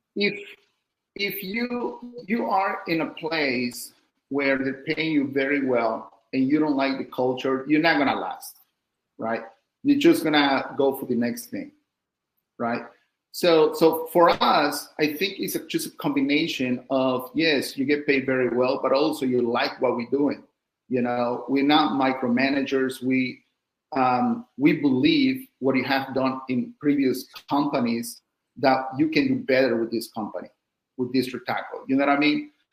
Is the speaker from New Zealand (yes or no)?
no; Mexico; now in United States; I'm from Mexico